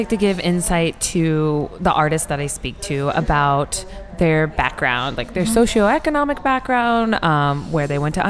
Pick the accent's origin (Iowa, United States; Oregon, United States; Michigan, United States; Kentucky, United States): Iowa, United States; I'm from Iowa.